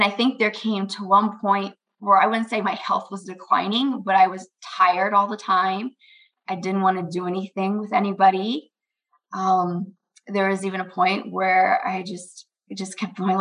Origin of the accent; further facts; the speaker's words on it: Maryland, United States; moved away as an adult; also born or lived in Indiana; now in Michigan, United States; I grew up in Maryland.